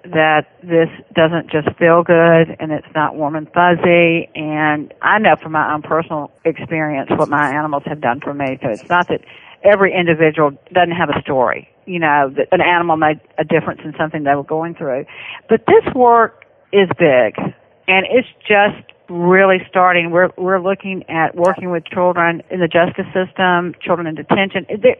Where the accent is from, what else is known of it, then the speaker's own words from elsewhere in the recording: the South, United States; accent: Southern; Well, I hope that everybody understood my Southern accent.